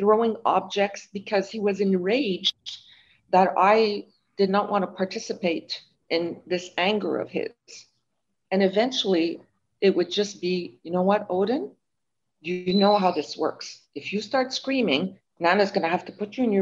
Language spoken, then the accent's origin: English; Montreal, Quebec, Canada; I'm from Montreal